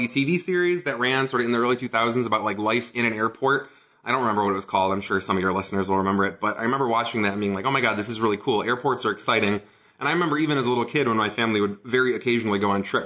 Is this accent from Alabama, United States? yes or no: no; Detroit, Michigan, United States; moved away as an adult; also born or lived in Ann Arbor, Michigan / Germany / China; in a little hamlet just outside of Detroit, Michigan. That's where I was born, and that's where I grew up, and I spent almost my entire first two decades in and around Detroit, Michigan